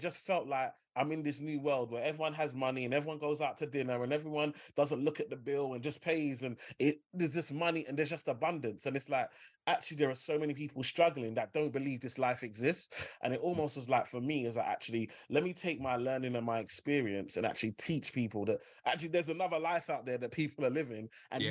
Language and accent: English; London, United Kingdom; Growing up in Limehouse, you know, you share a postcode with Canary Wharf, so E14